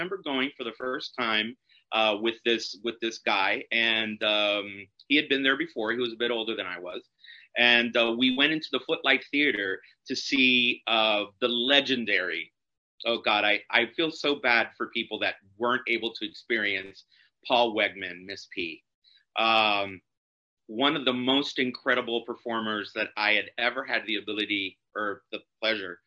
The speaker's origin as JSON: {"language": "English", "town": "Miami", "region": "Florida", "country": "United States", "tie": "born or raised there", "said": "growing up in Miami, you always heard legends about the Parliament House, at least while I was growing up in the 80s"}